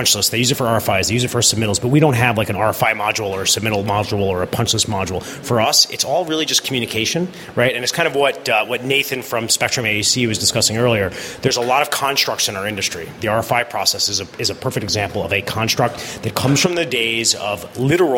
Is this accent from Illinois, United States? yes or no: no; New York, United States; also born or lived in Chicago; I am born and raised in just outside of New York City.